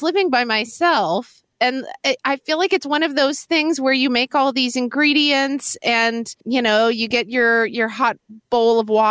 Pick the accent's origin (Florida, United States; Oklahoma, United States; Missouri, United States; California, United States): Oklahoma, United States; Oklahoma City; I grew up in Oklahoma City, Oklahoma